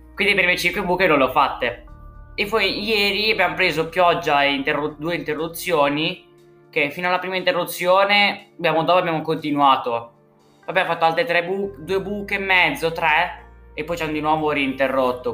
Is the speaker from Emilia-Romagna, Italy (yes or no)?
yes; Carpi, Emilia-Romagna, Italy; Ho 14 anni, vengo da Carpi, vicino a Modena